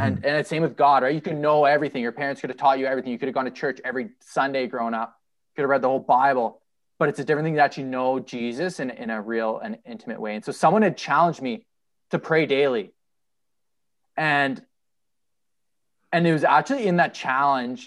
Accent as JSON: {"language": "English", "town": "Ottawa", "region": "Ontario", "country": "Canada", "tie": "born or raised there", "moved": "yes", "lives_now": "Calgary, Canada", "said": "I grew up in Ottawa"}